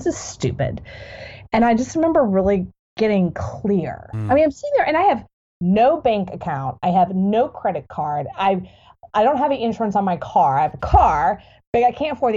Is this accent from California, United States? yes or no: no; Texas, United States; moved away; also born or lived in Marco Island, Florida; I'm from Texas. I'm kind of coming back home